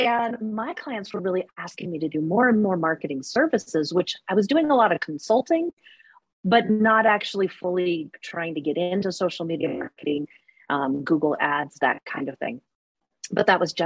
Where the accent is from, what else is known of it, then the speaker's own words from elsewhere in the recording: Alaska, United States; now in Reno, United States; I was actually born and raised in Alaska